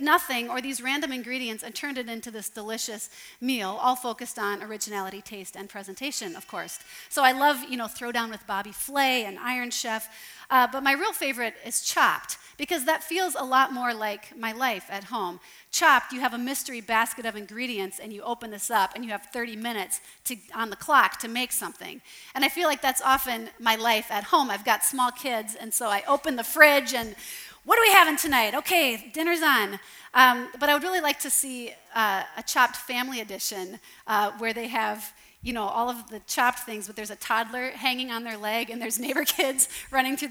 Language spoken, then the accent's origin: English; Sioux Falls, South Dakota, United States; now in St. Paul, United States; I live in St. Paul, and I grew up in Sioux Falls, South Dakota